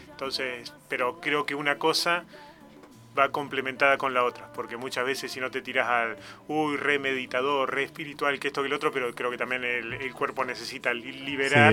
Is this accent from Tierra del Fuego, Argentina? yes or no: no; Olavarría, Buenos Aires Province, Argentina; moved away as an adult; now in Tandil, Argentina; cuando nos vinimos a vivir a Tandil, nosotros somos de Olavarría